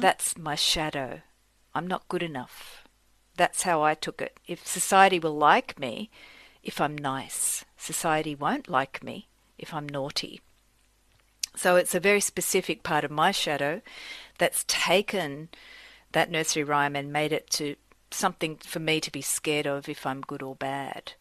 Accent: Australia; moved away; I grew up in Australia from parents who were immigrants from Sicily

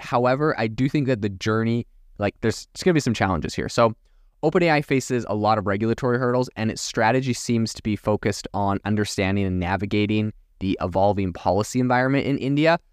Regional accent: Vancouver Island, British Columbia, Canada; moved away; I come from Vancouver Island, near Vancouver

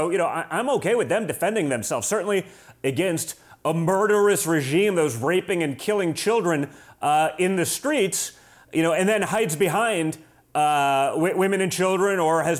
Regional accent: New York, United States; moved away; as a New Yorker, right, you know, at least formerly New Yorker before I had to get out of the People's Republic of New York

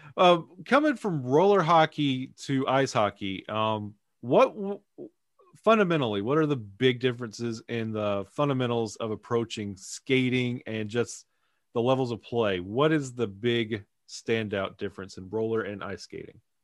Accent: Alabama, United States; growing up, uh, being from Alabama

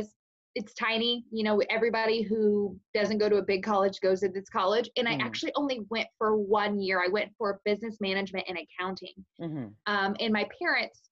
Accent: Casey, Illinois, United States; born or raised there; now in Greenup, United States

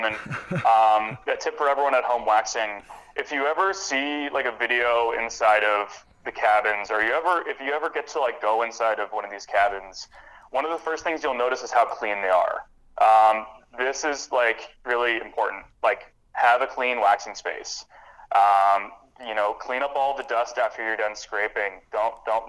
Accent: Midwestern United States, United States; first language English

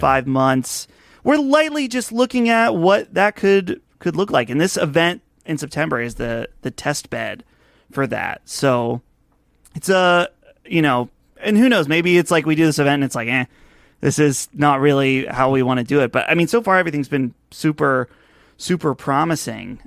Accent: Butler, Pennsylvania, United States; my hometown here. I live about an hour north of Pittsburgh in a town called Butler

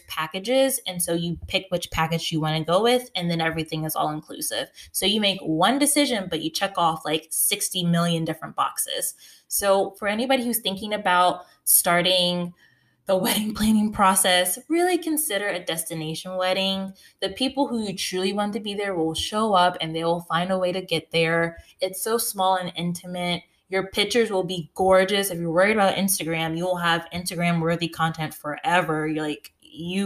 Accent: United States; now in North Carolina, United States; I'm from the North. So in the DC, Baltimore region, but I live in North Carolina

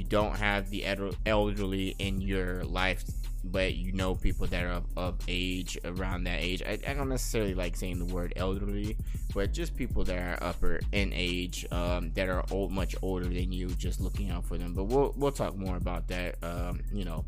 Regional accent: Las Vegas, Nevada, United States; I am born and raised in Las Vegas, and I am living here

